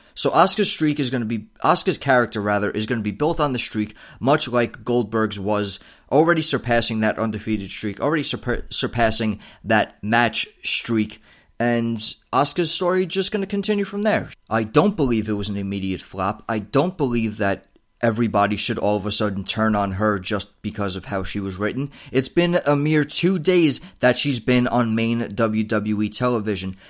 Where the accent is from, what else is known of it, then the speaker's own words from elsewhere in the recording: United States; as an American viewer